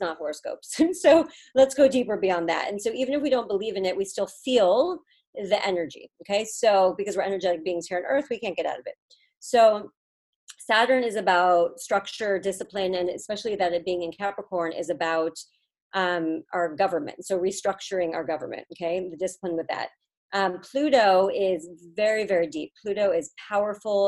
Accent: California, United States; moved away as an adult; also born or lived in Boston; I'm from California

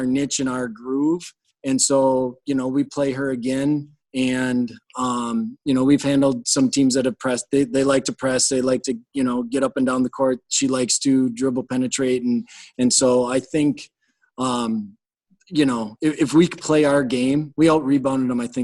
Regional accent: Thorp, Wisconsin, United States; moved away as an adult; now in Medford, United States; I'm originally from Thorpe.

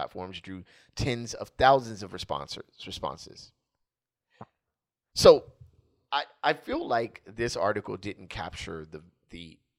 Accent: Los Angeles, California, United States; Sure, I have African blood that I share with all the great countries you named. But I am from Los Angeles.

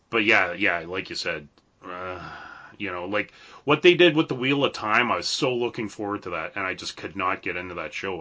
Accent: Canada; being a Canadian

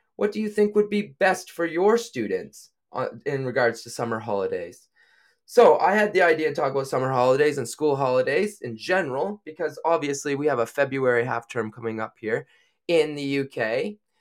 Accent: New Brunswick, Canada; moved away as an adult; now in United Kingdom; I am from Canada. I'm from a little province called New Brunswick

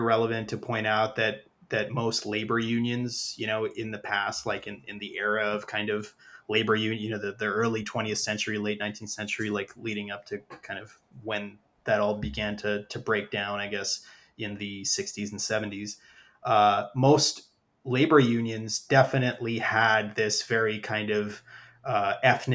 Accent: New York, United States; I'm from New York originally. I've always lived in cities

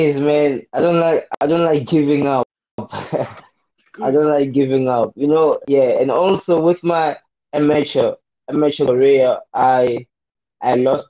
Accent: Welkom, Free State, South Africa; I was born and raised in Welkom, Free State, you know.

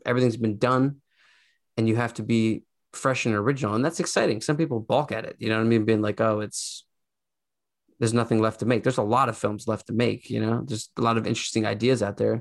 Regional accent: Philadelphia, Pennsylvania, United States; I'm from Philly

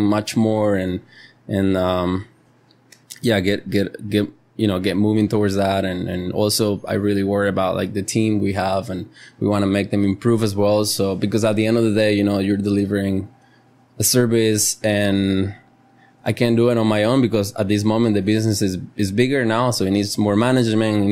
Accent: Costa Rica; first language Spanish; English is a second language; my mother tongue is Spanish, you know. I love Spanish, I breathe Spanish, and I'm tico

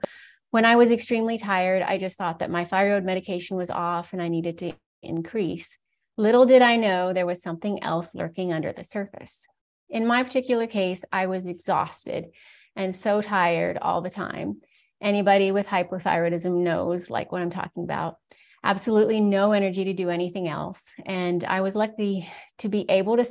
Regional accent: Virginia, United States; moved away as an adult; I was born and raised in Virginia in the U.S.

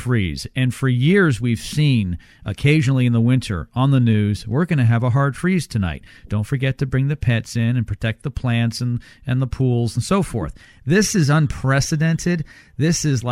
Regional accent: Canada; now in Texas, United States; I grew up in Canada

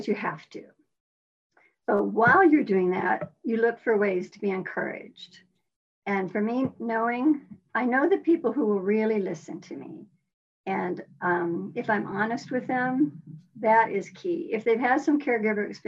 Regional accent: Midwest, United States; moved away as an adult; also born or lived in Iowa / Missouri / Oklahoma / California; I am definitely a Midwesterner. Iowa, Missouri, Oklahoma

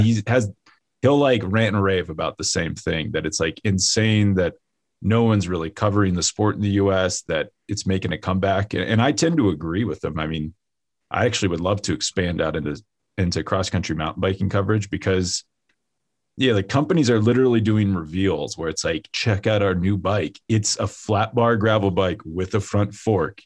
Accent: Kansas, United States; moved away; also born or lived in Colorado; I grew up in Kansas

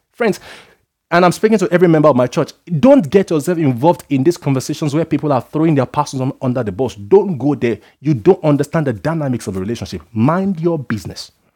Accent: Nigeria; being a Nigerian

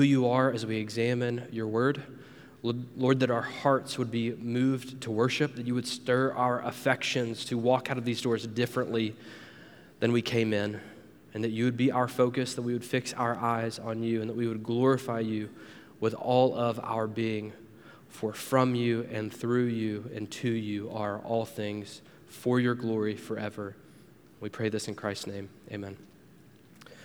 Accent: near Panama City Beach, Florida, United States; Growing up near Panama City Beach

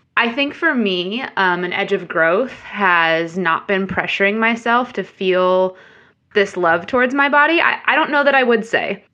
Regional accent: Central Illinois, United States; moved away as an adult; also born or lived in Chicago; now in Nashville, United States; originally grew up in Illinois and, um, Central Illinois and then went to school in Chicago. So, spent most of my life up until adulthood in Illinois

